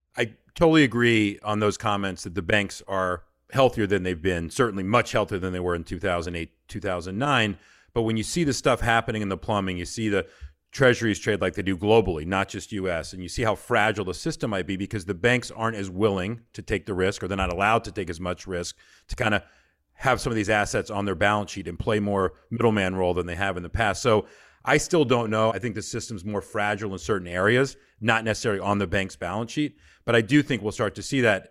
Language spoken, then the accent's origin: English; Georgia, United States; I'm from Georgia